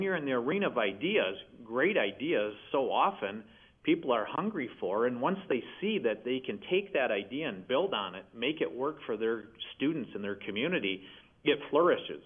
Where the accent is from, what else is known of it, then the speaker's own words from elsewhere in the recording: Michigan, United States; in my home state of Michigan